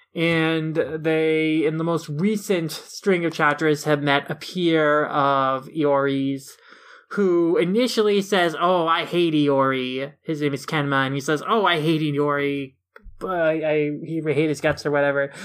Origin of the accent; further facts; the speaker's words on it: Minnesota, United States; a Minnesotan who also has to survive pretty crazy winters